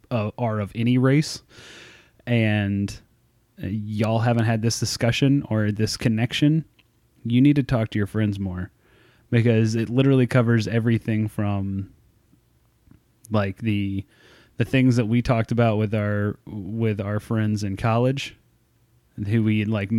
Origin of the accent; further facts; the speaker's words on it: United States; born there; But, you know, I was born in America. I was born in this, you know, first world country.